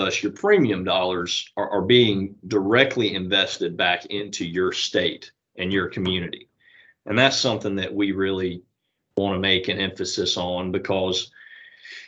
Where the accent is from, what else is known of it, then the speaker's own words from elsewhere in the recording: Walton County, Georgia, United States; I grew up here in Walton County